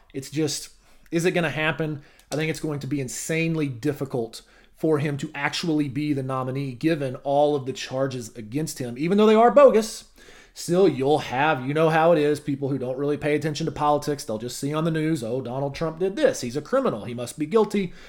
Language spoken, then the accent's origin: English; Arkansas, United States; my home state of Arkansas